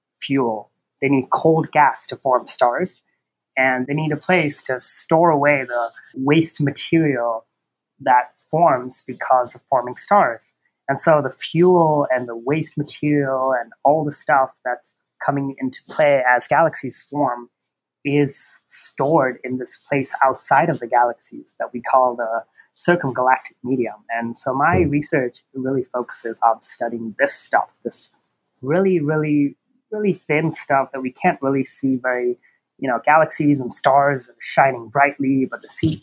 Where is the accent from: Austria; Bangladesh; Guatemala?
Bangladesh; moved away as an adult; also born or lived in Oregon, United States; now in New Mexico, United States; I'm from Bangladesh originally. I've lived there all my life until high school, and then I moved here to the U.S. to do a bachelor's.